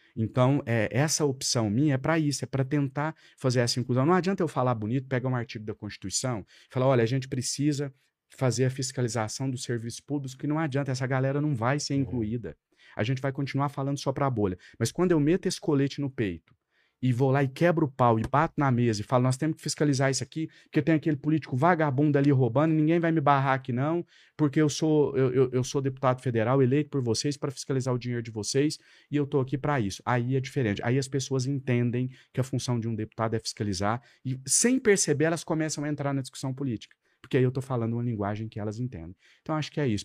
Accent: Ituiutaba, Minas Gerais, Brazil; moved away as an adult; now in Brasília, Brazil; Lá na minha cidade natal, em Tuiutaba

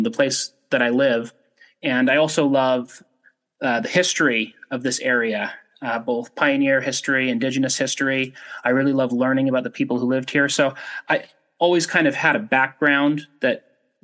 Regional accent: Ogden, Utah, United States; I'm from Utah originally, grew up in Ogden and have lived here my whole life

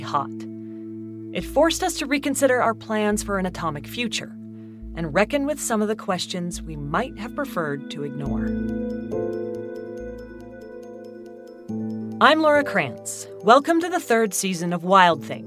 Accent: Idaho Falls, Idaho, United States; my hometown, Idaho Falls

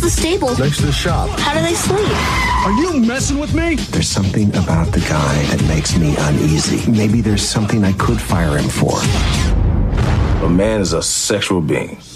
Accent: New Zealand; growing up on Christmas in the '90s in New Zealand

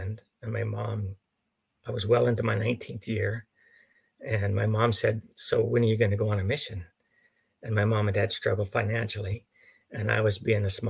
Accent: Mancos, Colorado, United States; now in Oklahoma, United States; I grew up in Mancos, Colorado, which is the southwestern corner around Durango

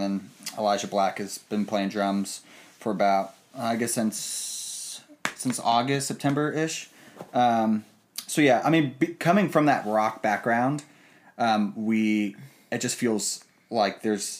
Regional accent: West Palm Beach, Florida, United States; moved away as an adult; also born or lived in Miami, Florida; now in Nashville, United States; I'm originally from West Palm Beach. So like an hour north.

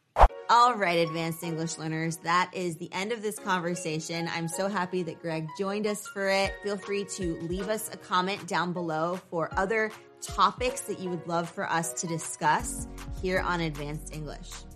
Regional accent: United States

